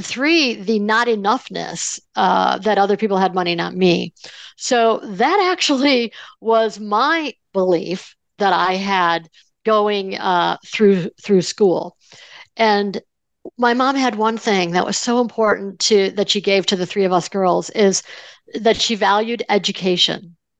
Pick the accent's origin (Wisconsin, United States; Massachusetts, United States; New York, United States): New York, United States; Buffalo; I grew up in Buffalo, New York